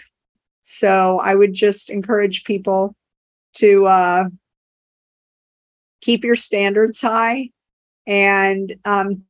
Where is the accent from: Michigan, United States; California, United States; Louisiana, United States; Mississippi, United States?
Louisiana, United States; New Orleans; now in Cambridge, United States; I grew up in New Orleans and we worked with a company down there before Katrina